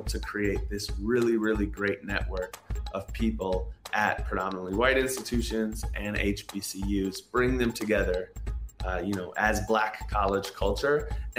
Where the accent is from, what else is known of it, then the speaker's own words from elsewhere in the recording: Minneapolis, Minnesota, United States; I'm from South Minneapolis. I grew up in a very diverse neighborhood.